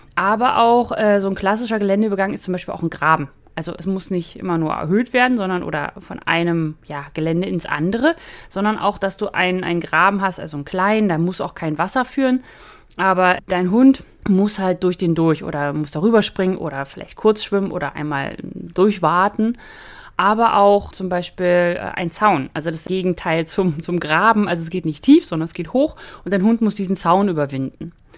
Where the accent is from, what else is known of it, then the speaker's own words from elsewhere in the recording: the North, Northern Germany, Germany; moved away; bei uns im Norden